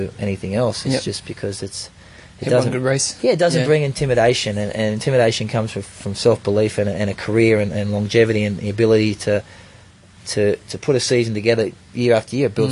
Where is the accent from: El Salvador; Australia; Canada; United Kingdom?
Australia; I'm an Aussie, even. I got a bit of Kiwi blood